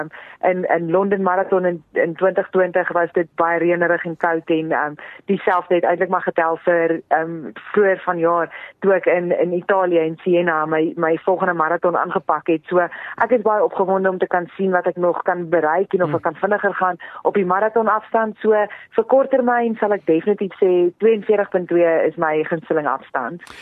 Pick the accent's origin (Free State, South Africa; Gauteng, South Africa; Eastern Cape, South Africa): Free State, South Africa; moved away; gebore en groot geword daar in die Vrystaat